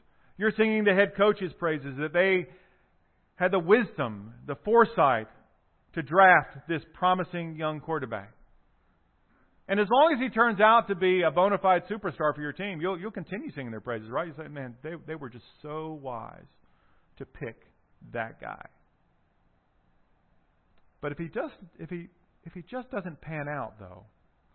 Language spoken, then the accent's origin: English; South Carolina, United States; the Deep South, so South Carolina, you know, where I'm from